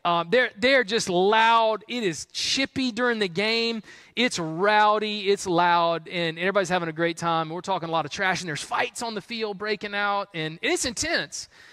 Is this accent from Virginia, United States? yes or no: no; Columbia, South Carolina, United States; I grew up in Columbia, South Carolina